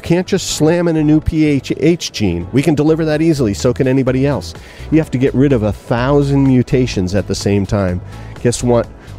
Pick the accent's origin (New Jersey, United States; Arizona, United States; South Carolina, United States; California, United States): California, United States; because I come from Silicon Valley